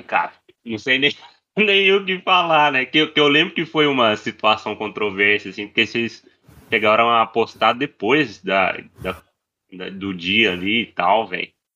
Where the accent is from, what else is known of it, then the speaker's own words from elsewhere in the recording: Divinópolis, Minas Gerais, Brazil; also born or lived in São João del Rei; Eu também sou de Divinópolis